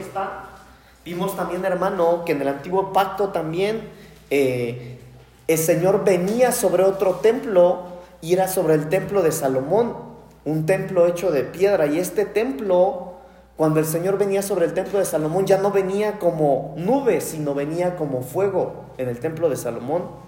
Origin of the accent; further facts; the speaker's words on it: Mexico; somos mexicanos